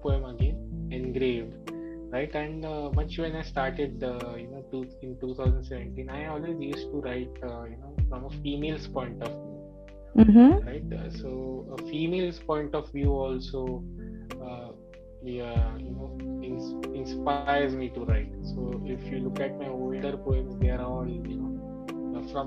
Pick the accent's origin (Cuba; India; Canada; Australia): India